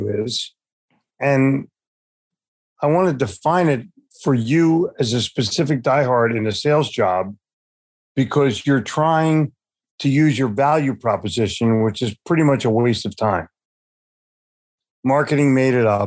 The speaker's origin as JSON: {"language": "English", "town": "Philadelphia", "region": "Pennsylvania", "country": "United States", "tie": "born or raised there", "also_born_or_lived": "New York City", "moved": "yes", "lives_now": "Charlotte, United States", "said": "I grew up in Philadelphia"}